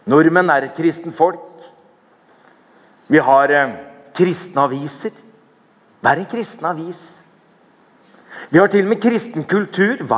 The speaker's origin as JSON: {"language": "Norwegian", "country": "Norway", "tie": "born or raised there", "said": "jeg har vokst opp i Norge. Eller jeg er konfirmert."}